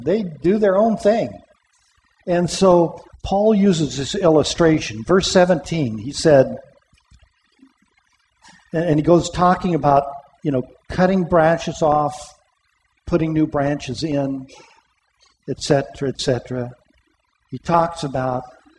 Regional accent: Pomona, California, United States; In the church that I grew up in Pomona

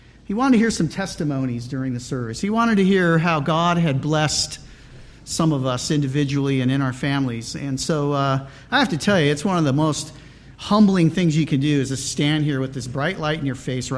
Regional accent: Riverside, California, United States; I was born here in Southern California and was raised out in the Riverside area

